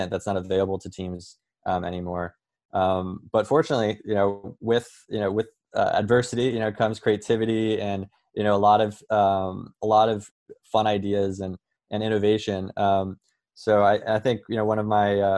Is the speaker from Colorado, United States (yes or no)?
yes; Colorado, United States; moved away as an adult; now in New York, United States; I'm from Colorado, but I've been here in New York for around 5 years now.